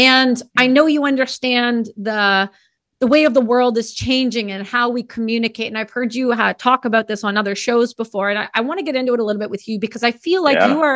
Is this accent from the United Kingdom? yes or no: no; Canada; I'm Canadian.